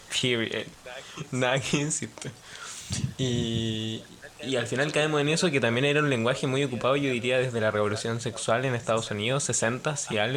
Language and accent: Spanish; Chile; Siento que estamos en esta transición como chileno y como sociedad